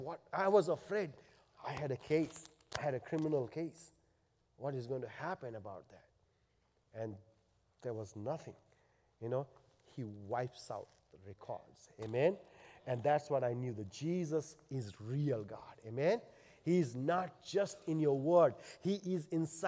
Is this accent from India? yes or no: yes; India; moved away; I'm an Indian.